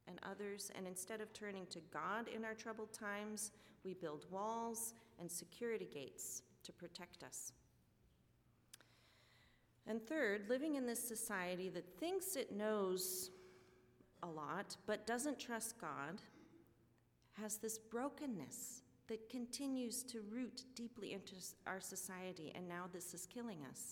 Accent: California, United States; also born or lived in Botswana; since I was a kid growing up in California

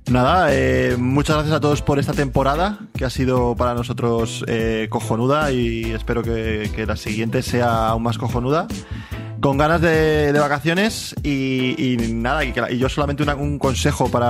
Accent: Dominican Republic; Yo soy dominicana también.

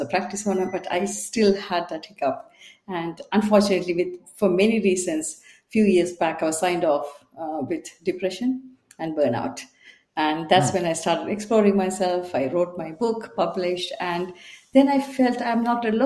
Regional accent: Sri Lanka; also born or lived in Bangalore, India; now in United Kingdom; I'm from Sri Lanka, and I got caught up in the war and left the country and went to India in Bangalore

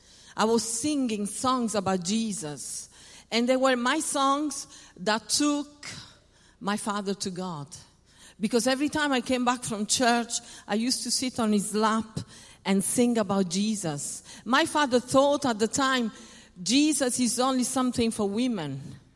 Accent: Paris, Île-de-France, France; English is a second language; My mother is French. I was born in Paris. My father is Italian.

